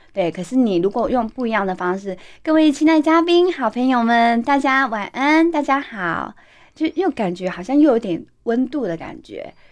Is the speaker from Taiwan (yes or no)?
yes; Taiwan; 我们台湾人